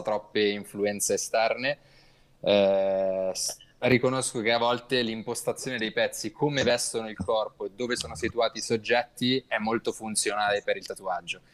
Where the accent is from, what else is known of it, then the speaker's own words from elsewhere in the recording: Milan, Lombardy, Italy; vengo da Milano